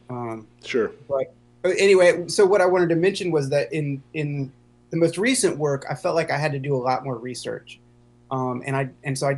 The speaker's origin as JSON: {"language": "English", "town": "Chapel Hill", "region": "North Carolina", "country": "United States", "said": "Okay. Well, I'm from Chapel Hill, which a lot of people have said is not the South."}